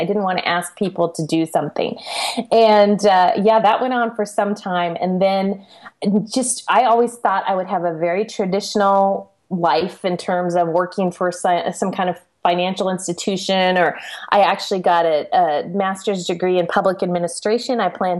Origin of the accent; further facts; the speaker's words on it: San Jose, California, United States; I grew up in the Silicon Valley, the San Jose area.